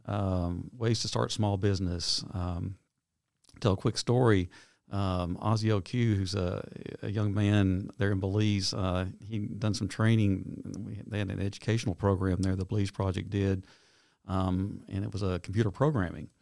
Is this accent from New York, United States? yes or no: no; Knoxville, Tennessee, United States; moved away as an adult; now in Nashville, United States; I grew up in Knoxville.